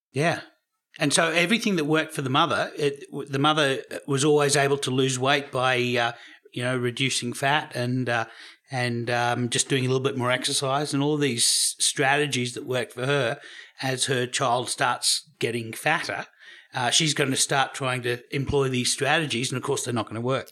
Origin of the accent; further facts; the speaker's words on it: Australia; I'm Australian